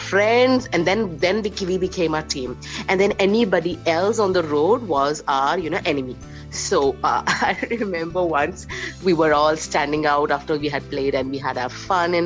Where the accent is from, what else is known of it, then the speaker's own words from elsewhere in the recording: Ranchi, Jharkhand, India; now in Jamshedpur, India; So I have been born in Ranchi. And that time it was Bihar. And now I am in Jamshedpur